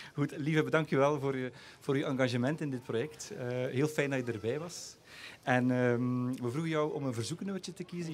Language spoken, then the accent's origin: Dutch; West Flanders, Belgium; now in Dikkelvenne, Belgium; Ik als inwijkeling, als West-Vlaming